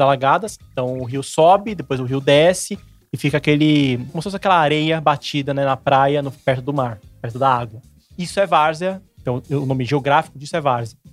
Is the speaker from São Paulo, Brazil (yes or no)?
yes; São Paulo, Brazil; Eu morava em Santo, sou de Santo Amaro, zona sul de São Paulo